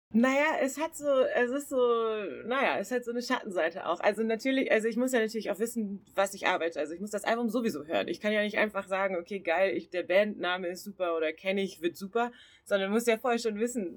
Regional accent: Southern Germany, Germany; moved away as an adult; also born or lived in Siegen / Bochum; ich komme eigentlich aus Süddeutschland

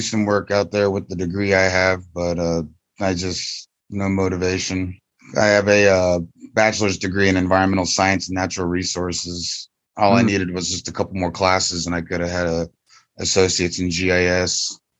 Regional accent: Florida, United States; moved away as an adult; also born or lived in Colorado / New Mexico; I was born and raised in Florida. I'm Apache Navajo. I'm a sixth generation descendant to Geronimo.

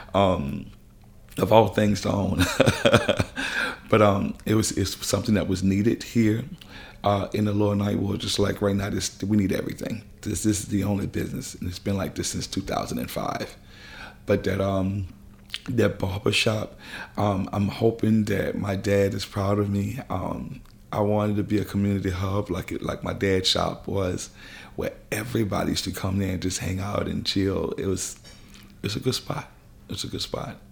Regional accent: New Orleans, Louisiana, United States; I had a wonderful childhood growing up here in New Orleans

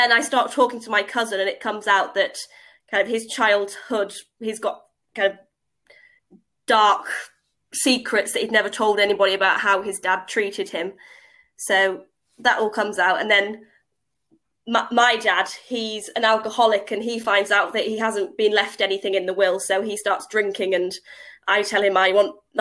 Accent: Cleethorpes, Yorkshire and the Humber, United Kingdom; now in Cambridge, United Kingdom; I'm originally from Cleethorpes on the East Coast, a seaside town.

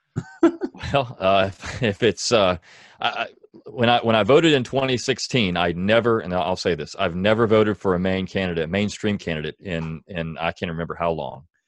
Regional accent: Delaware, United States; moved away; I am from Delaware originally

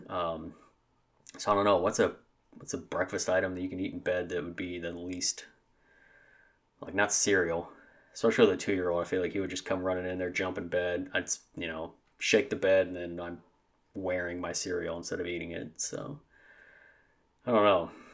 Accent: Southeast Missouri, United States; I grew up in Southeast Missouri and a small town, a very, very small town. Um, I've always lived in Missouri

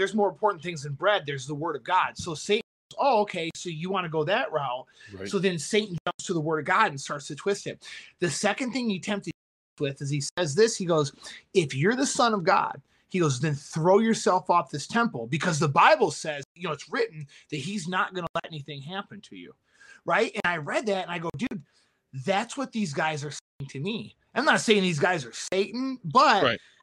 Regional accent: Michigan, United States; moved away as an adult; now in Boston, United States; I'm from Michigan

